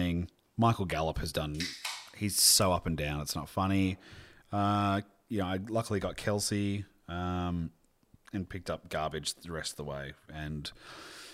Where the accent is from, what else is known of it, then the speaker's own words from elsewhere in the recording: Sydney, New South Wales, Australia; also born or lived in Melbourne; I grew up in, might shock people, the Western Sydney. We were at Balcombe Hills for a long time, and then we moved to Melbourne because of my dad's work. And then we moved back when I was probably six to DY, and then we moved to our place in Wheeler Heights